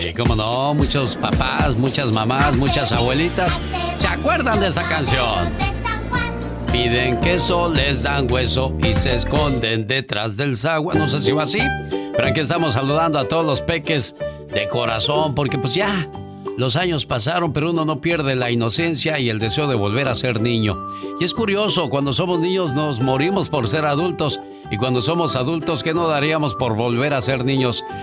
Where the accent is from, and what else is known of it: Oaxaca, Mexico; moved away